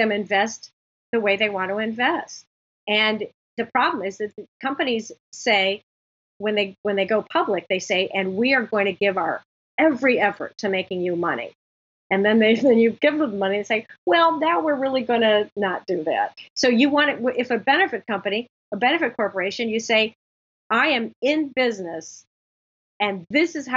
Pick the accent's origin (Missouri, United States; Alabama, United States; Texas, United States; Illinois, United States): Illinois, United States; Chicago; Chicago, my hometown